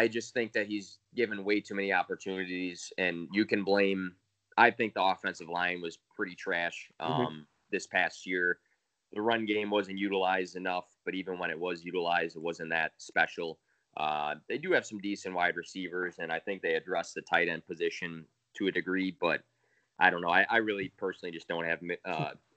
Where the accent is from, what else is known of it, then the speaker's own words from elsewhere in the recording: Chicago, Illinois, United States; I am from Chicago and I'm from a suburb of Chicago